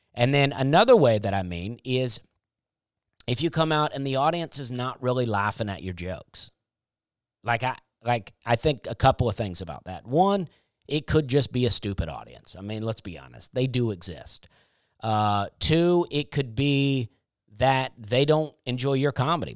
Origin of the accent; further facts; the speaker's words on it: United States; I'm an American